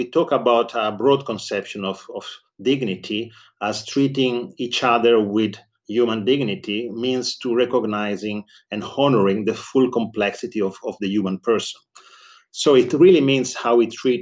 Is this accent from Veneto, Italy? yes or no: yes; Verona, Veneto, Italy; also born or lived in Paris, France; It's also my hometown